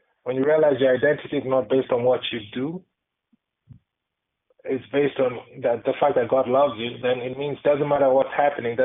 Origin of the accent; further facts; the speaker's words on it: Kenya; growing up, I grew up in Kenya